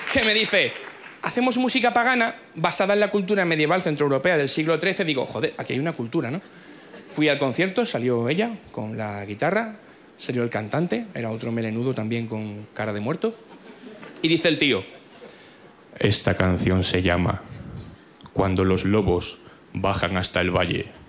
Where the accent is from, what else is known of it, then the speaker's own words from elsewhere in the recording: Cádiz, Andalusia, Spain; Yo nací en Cádiz.